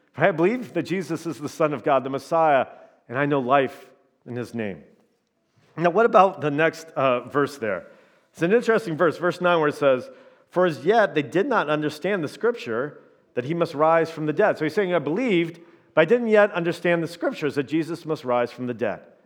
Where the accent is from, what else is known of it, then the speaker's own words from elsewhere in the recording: Indiana, United States; now in Minnesota, United States; I'm from Indiana